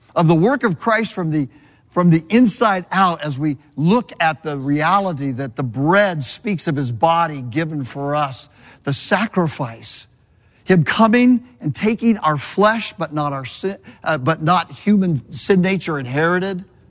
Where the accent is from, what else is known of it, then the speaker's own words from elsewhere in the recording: Southern California, United States; moved away; also born or lived in Birmingham, Alabama; I'm from Southern California.